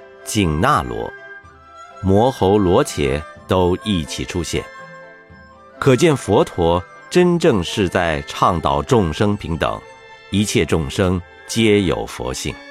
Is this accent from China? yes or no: yes; Jiangsu, China; 我是江苏人，扬子江的水，也滋养我成为现在佛教的僧侣。